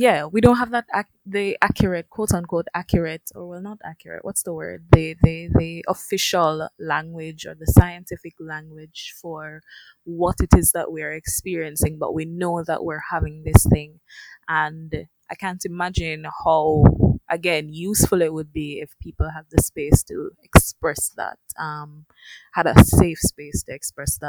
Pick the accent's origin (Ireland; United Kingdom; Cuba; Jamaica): Jamaica; as Jamaicans